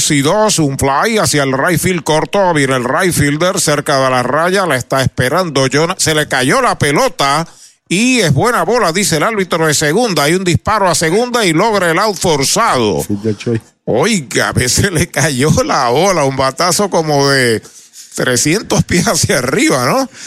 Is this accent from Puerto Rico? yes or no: yes; San Sebastián, Puerto Rico; con el equipo de mi pueblo, de San Sebastián